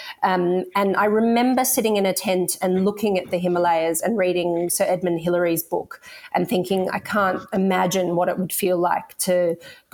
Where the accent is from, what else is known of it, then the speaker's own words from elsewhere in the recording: Sydney, New South Wales, Australia; I grew up around Sydney and now live and work in Sydney